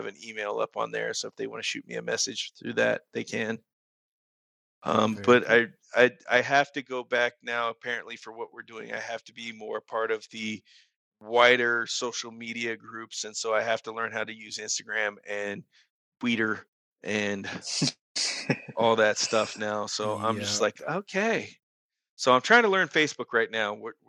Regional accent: Ohio, United States; moved away; I'm a country boy by heart, man. I was actually originally from Ohio. So a lot of the country.

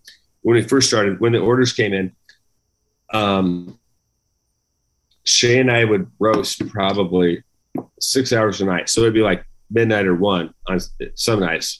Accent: Wyoming, United States; growing up in Wyoming

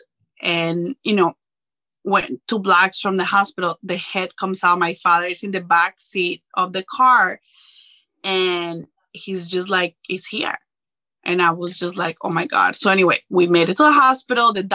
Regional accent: Colombia; moved away; I'm originally from Colombia

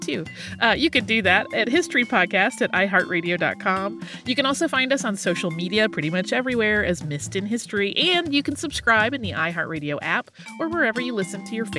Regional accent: Nevada, United States; I grew up in Nevada, and my mom was a casino worker, often dealing cards, which is a very common job. When I moved to upstate New York

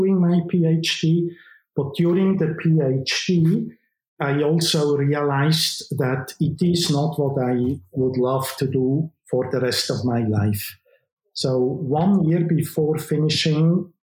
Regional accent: Aarau, Aargau, Switzerland; moved away; I was born and raised in Switzerland, in the German-speaking part of Switzerland

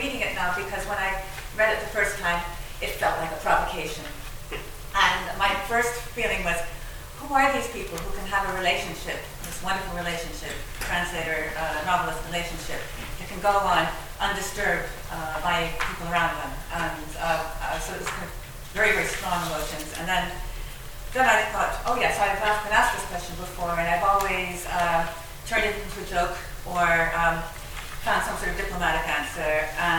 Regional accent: Neptune, New Jersey, United States; born there; But I have to say, I was born in Neptune, New Jersey.

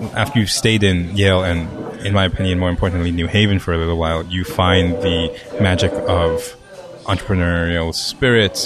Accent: Hong Kong; moved away; also born or lived in Japan; I'm a kid from Hong Kong

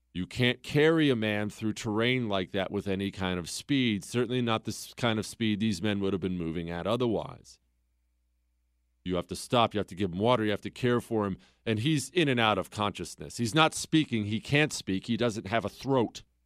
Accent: Bozeman, Montana, United States; moved away; I grew up in Bozeman, Montana

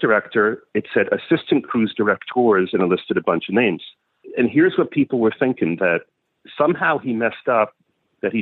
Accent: New York, United States; I'm a New Yorker

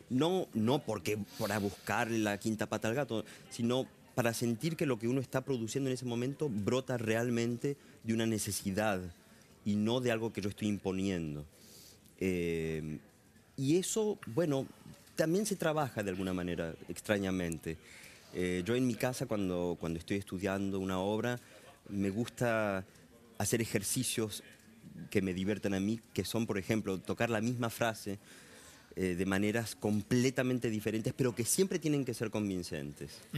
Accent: Argentina; also born or lived in Caracas, Venezuela / Europe; pero no por eso me siento menos argentino. También lo que viví en Venezuela fueron mis primeros seis años, o sea que tengo recuerdos muy fuertes de, Caracas.

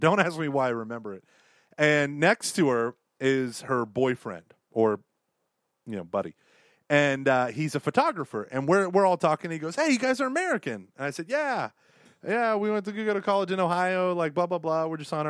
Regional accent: Canada; as we're walking down the street, and we're like, hello, we are from Canada.

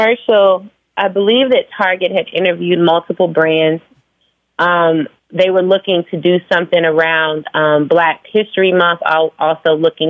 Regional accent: Phoenix, Arizona, United States; also born or lived in Virginia; now in Atlanta, United States; No, I was born in Virginia. I was raised in Phoenix. I moved to Atlanta like 16 years ago, and now I live between Atlanta and New York.

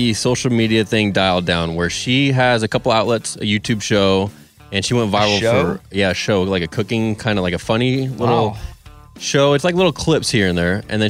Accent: California, United States; now in Nashville, United States; I grew up in California like yourself

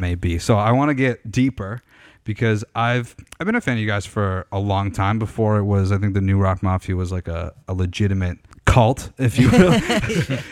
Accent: Canada; I'm, I'm from Canada.

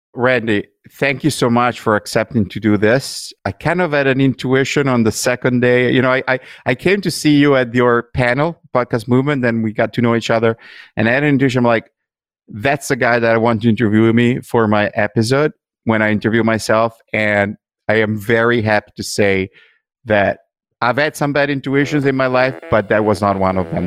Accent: Italy; moved away; growing up in Italy

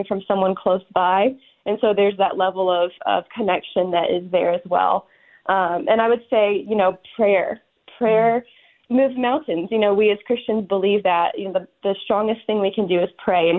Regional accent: United States; we're from the United States

